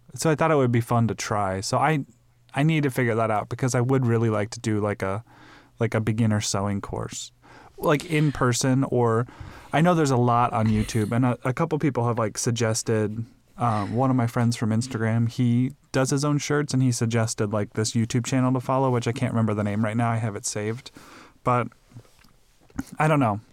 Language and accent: English; Midwest, United States; now in Phoenix, United States; I grew up in the Midwest